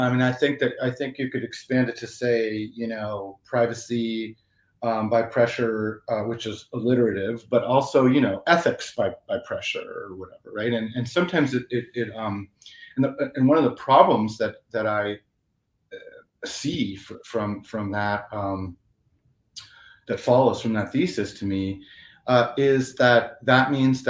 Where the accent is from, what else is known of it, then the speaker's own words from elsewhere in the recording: Italy; accent: Italian; English is a second language; I grew up in Italy, so that's why I'm saying it with an Italian accent.